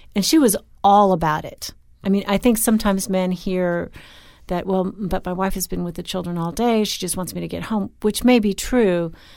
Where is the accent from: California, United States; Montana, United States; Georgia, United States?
California, United States; Newport Beach; I grew up on Newport Beach